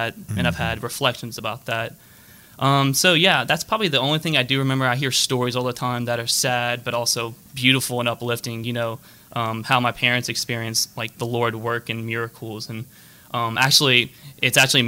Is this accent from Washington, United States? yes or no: no; Lafayette, Louisiana, United States; moved away as an adult; now in New Orleans, United States; I'm born and raised in Lafayette